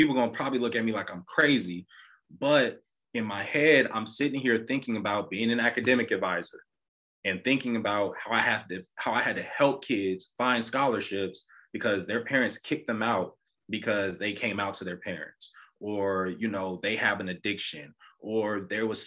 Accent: Los Angeles, California, United States; born or raised there

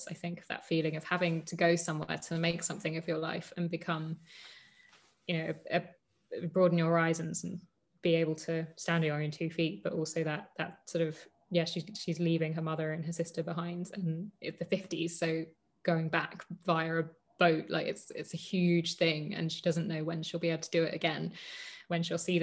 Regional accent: London, United Kingdom; I grew up in London

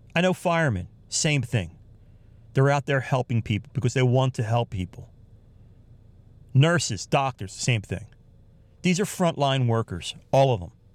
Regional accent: United States; I'm from the United States of America here.

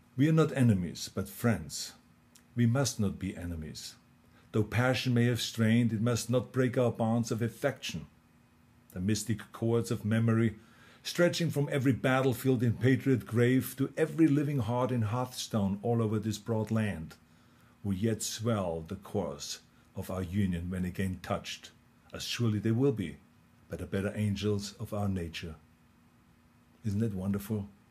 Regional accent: Austria; accent: Austrian; now in United States; in my Austrian accent

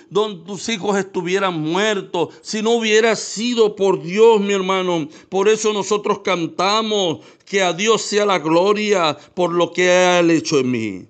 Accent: Venezuela

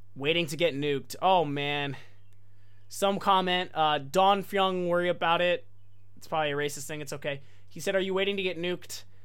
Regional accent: United States; moved away as an adult; also born or lived in Japan; me coming as an American, which was kind of a rarity

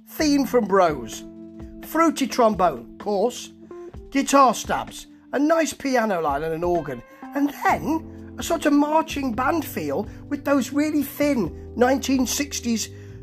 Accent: England, United Kingdom; I am English.

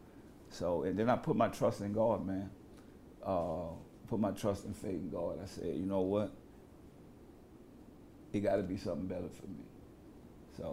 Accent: New Orleans, Louisiana, United States; I grew up in the Calio Projects, probably one of the most dangerous places at the time for a kid to survive.

